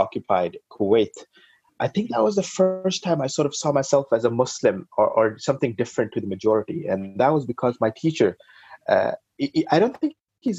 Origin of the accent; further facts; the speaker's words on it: Norway; growing up in Norway, I think it was fantastic.